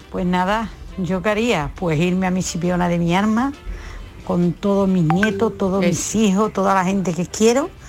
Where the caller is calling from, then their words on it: Seville, Andalusia, Spain; de Sevilla.